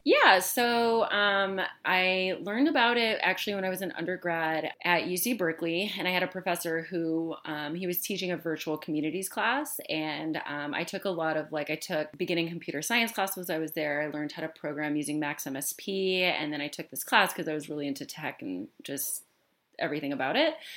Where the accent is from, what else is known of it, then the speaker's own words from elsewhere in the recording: Michigan, United States; where I grew up in Michigan